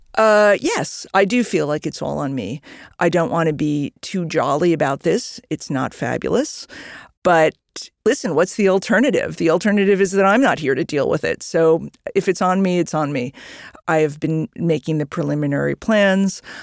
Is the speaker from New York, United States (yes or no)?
yes; New York, United States; I'm a New Yorker